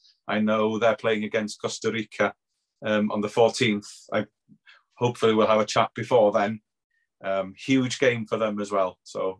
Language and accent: English; Wales, United Kingdom; not just because we're Welsh